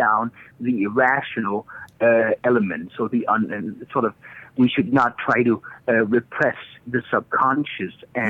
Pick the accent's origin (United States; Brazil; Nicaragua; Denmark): Denmark; I'm from Denmark